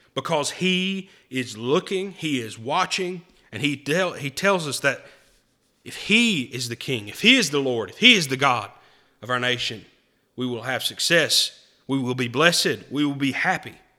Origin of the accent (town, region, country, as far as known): United States